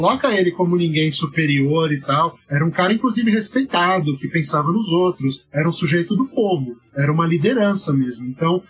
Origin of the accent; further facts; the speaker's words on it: Brazil; como brasileiro